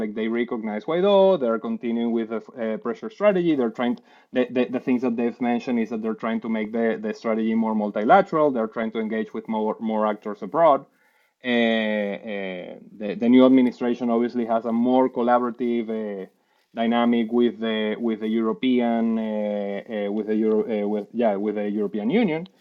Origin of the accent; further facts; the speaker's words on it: Puerto Ordaz, Bolívar, Venezuela; moved away as an adult; also born or lived in Caracas; I was born in Caracas, raised in Puerto Ordaz, and then moved back